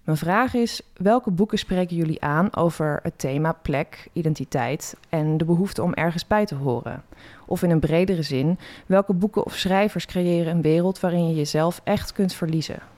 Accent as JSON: {"language": "Dutch", "region": "England", "country": "United Kingdom", "second_language": "Dutch", "moved": "yes", "said": "ik kom uit Engeland"}